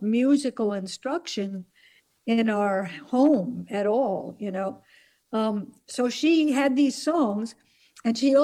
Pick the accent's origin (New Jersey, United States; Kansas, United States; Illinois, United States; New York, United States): New Jersey, United States; We grew up in New Jersey